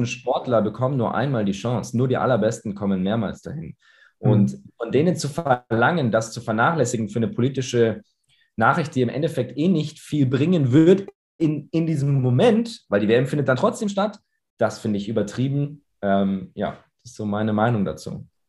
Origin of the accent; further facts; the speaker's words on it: Munich, Bavaria, Germany; ich komme aus München. Äh, meine Eltern kommen aus Irland, daher der englisch äh, klingende Name. Äh, wir sprechen zu Hause auch Englisch, also ich bin zweisprachig aufgewachsen